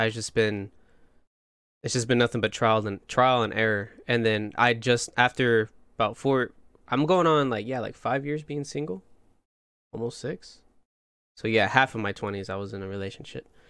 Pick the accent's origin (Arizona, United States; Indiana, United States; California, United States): Indiana, United States; Plymouth; moved away as an adult; now in Texas, United States; I'm from a small town, Plymouth, Indiana